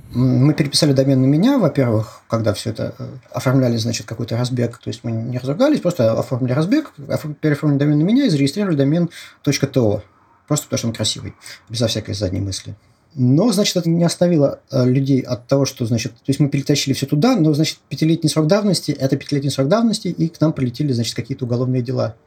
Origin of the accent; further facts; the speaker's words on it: Moscow, Russia; Я москвич